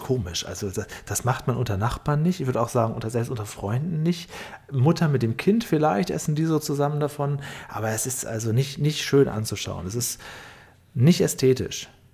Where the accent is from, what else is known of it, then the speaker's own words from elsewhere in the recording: Northern Germany, Germany; ich komme ja auch aus Norddeutschland